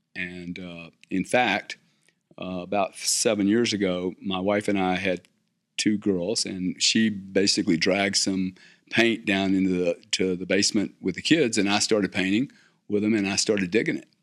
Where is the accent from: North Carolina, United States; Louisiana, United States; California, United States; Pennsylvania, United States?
Louisiana, United States; South; I'm from South Louisiana